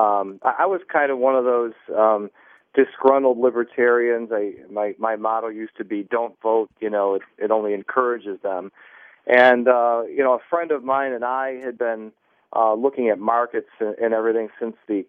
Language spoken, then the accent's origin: English; Buffalo, New York, United States; moved away; I'm originally from Buffalo, New York